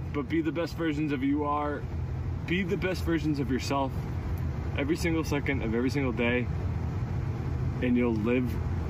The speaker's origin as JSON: {"language": "English", "town": "Nashua", "region": "New Hampshire", "country": "United States", "said": "from Nashua, New Hampshire. Age 30."}